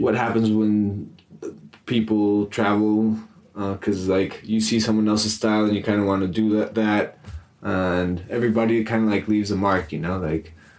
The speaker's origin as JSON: {"language": "English", "town": "Amecameca", "region": "State of Mexico", "country": "Mexico", "tie": "born or raised there", "said": "I grew up in Amecameca, which is uh, very near Mexico City"}